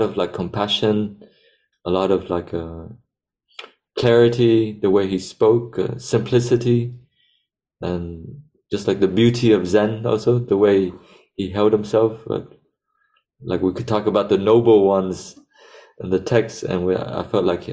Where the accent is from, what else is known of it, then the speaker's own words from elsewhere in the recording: United States; as Vietnamese growing up in America